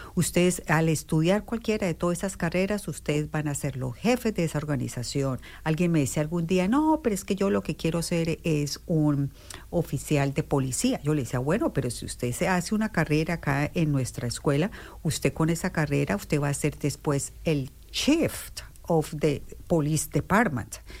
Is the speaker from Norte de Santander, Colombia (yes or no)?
yes; Durania, Norte de Santander, Colombia; moved away as an adult; also born or lived in Bogotá, Colombia; now in Bloomington, United States; soy originalmente de Colombia, de un pueblito muy pequeño de Colombia que queda en todo el límite con Venezuela. El nombre del pueblo es Durania, en el departamento de Norte de Santander